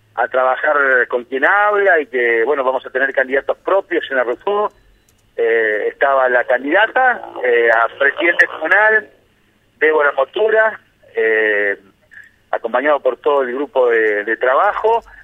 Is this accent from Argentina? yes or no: yes; Argentina; also born or lived in Ambrosetti, Santa Fe; como buenos argentinos